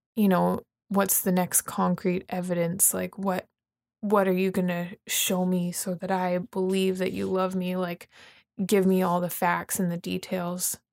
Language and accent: English; Vernon, British Columbia, Canada; moved away; I'm from Vernon, British Columbia, Canada